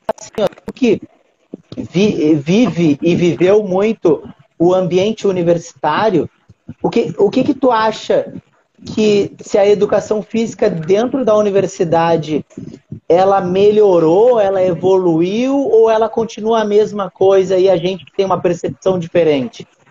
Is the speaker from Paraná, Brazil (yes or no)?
no; Uruguaiana, Rio Grande do Sul, Brazil; moved away as an adult; now in Rio de Janeiro, Brazil; nem sabem que eu sou de Uruguaiana, mas eu sou de Uruguaiana